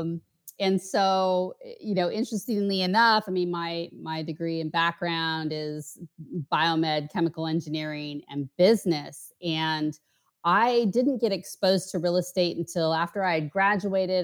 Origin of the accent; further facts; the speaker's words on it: outside Portland, Oregon, United States; moved away as an adult; also born or lived in Bay Area, California / San Diego, California; now in Miami, United States; I grew up just outside of Portland